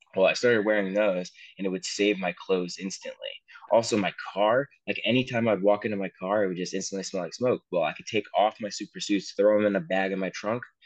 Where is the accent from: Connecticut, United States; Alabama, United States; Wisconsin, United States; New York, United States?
Connecticut, United States; Danbury; I grew up in Danbury